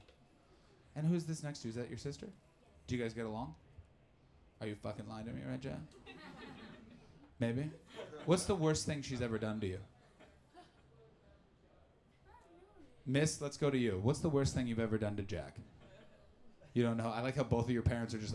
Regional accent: Ottawa, Ontario, Canada; I grew up in Canada in a very sleepy town called Ottawa

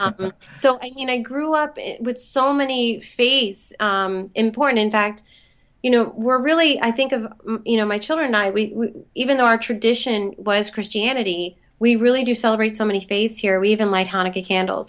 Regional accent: Philadelphia, Pennsylvania, United States; moved away as an adult; also born or lived in Los Angeles; I grew up in Philly

